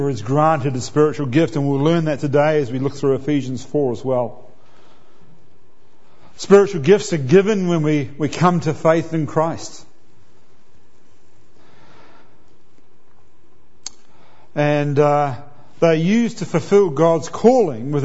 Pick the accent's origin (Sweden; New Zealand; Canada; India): New Zealand; now in Australia; I'm a New Zealander